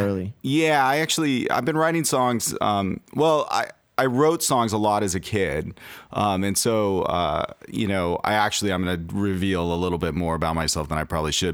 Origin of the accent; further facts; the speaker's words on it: Los Angeles, California, United States; now in Seattle, United States; I'm originally from Los Angeles